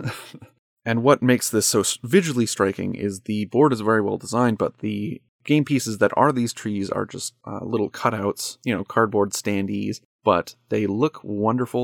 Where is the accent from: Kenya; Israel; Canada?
Canada; I'm a Canadian